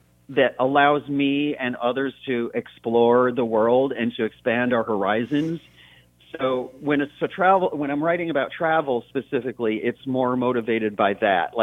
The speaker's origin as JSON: {"language": "English", "town": "Brockport", "region": "New York", "country": "United States", "tie": "born or raised there", "said": "I was born and raised in Western New York State, between the cities of Rochester and Buffalo, in a little town called Brockport."}